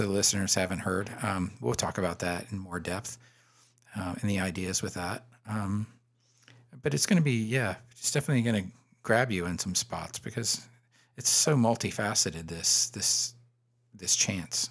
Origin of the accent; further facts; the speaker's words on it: Florida, United States; growing up in Florida in the seventies and, uh, early eighties